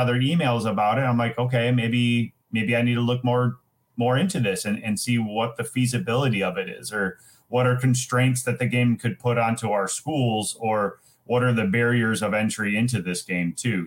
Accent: Rockford, Illinois, United States; I'm from the Roscoe-Rockford area

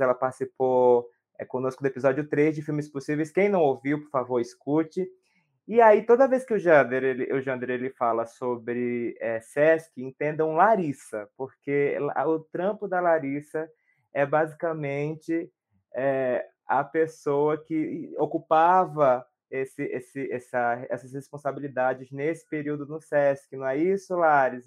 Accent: Santana do Ipanema, Alagoas, Brazil; eu sou natural de Santana do Ipanema

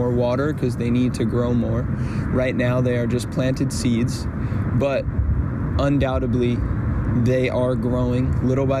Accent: United States; I was born in the United States of America

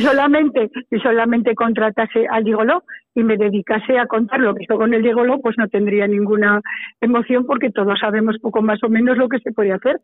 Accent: Calatayud, Aragon, Spain; moved away as an adult; also born or lived in Zaragoza; soy bilbilitana, claro, salí de, de, de Calatayud prontísimo a los 19 años

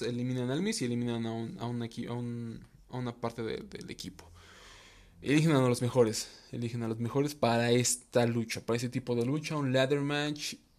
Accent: Mexico; yo soy mexicano

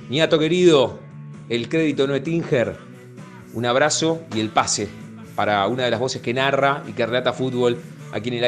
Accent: La Plata, Buenos Aires Province, Argentina; desde la ciudad de La Plata.

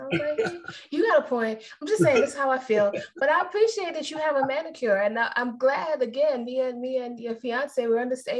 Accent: Trinidad & Tobago; I'm Trinidadian.

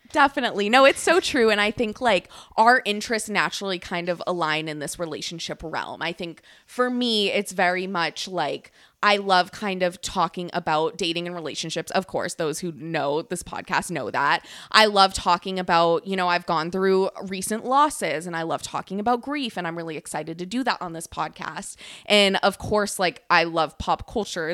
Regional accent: San Diego, California, United States; moved away as an adult; now in Maine, United States; I am from California

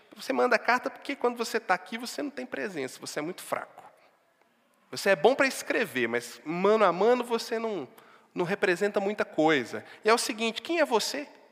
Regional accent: Barbacena, Minas Gerais, Brazil; moved away; also born or lived in Sete Lagoas; Não é uma Barbacena, Antônio Carlos, lá de onde eu vim

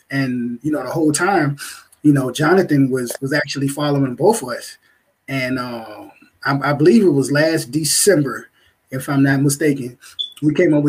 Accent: Virginia, United States; I'm from Virginia.

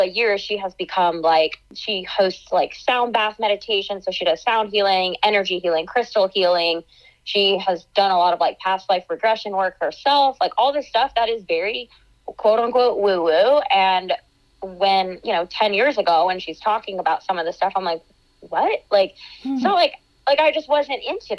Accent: about an hour east of Atlanta, Georgia, United States; I am born and raised in Georgia, so I grew up about an hour east of Atlanta

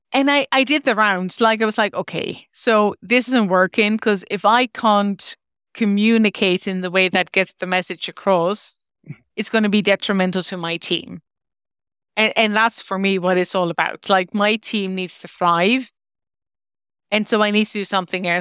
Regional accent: Netherlands; moved away as an adult; now in Ireland; I moved from the Netherlands. As I mentioned, I'm originally Dutch

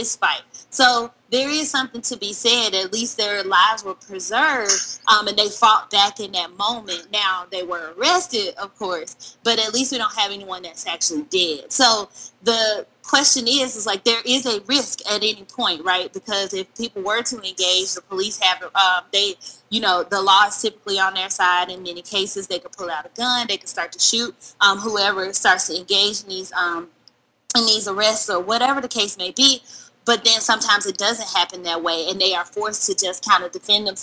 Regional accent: Memphis, Tennessee, United States; moved away; also born or lived in Texas; I was born and raised in Memphis, Tennessee

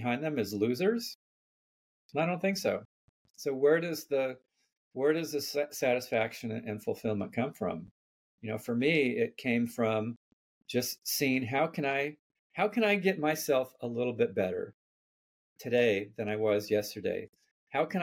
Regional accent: Palo Alto, California, United States; I grew up in Palo Alto before it was Silicon Valley

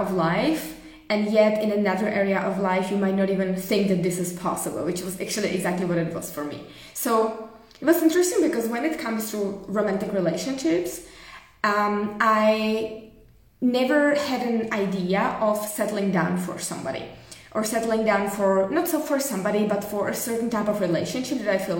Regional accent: Czechia; moved away as an adult; also born or lived in Germany / Prague; decided to move back to Czech Republic at the time.

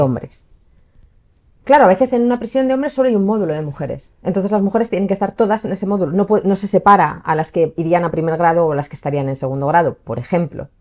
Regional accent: Spain; yo soy española, yo he crecido aquí

